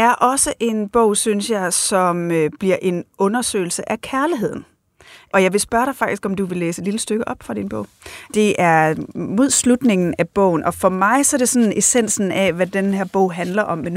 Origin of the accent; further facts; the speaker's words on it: Thy, North Denmark Region, Denmark; Ja, jeg er vokset op i Thy øh, primært alene med min mor